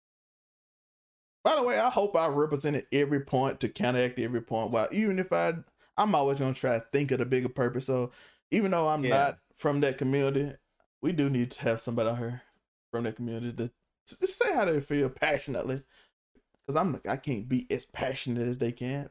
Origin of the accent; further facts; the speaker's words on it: Raleigh, Mississippi, United States; I'm in Raleigh now. I'm in my hometown